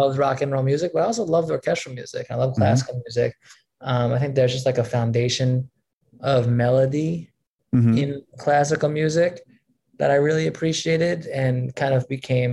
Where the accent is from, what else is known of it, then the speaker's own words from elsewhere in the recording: Long Island, New York, United States; also born or lived in Brooklyn, New York; now in Manhattan, United States; I grew up in Long Island mostly, and then spent a couple of years in Brooklyn, and then I've been living in Manhattan for the last many years